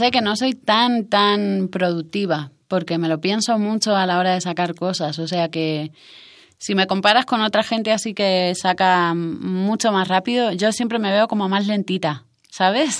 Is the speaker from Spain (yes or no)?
yes; Almería, Andalusia, Spain; moved away as an adult; also born or lived in Madrid / Canary Islands; yo me crié en Almería, que es, eh, es un, forma parte de Andalucía en España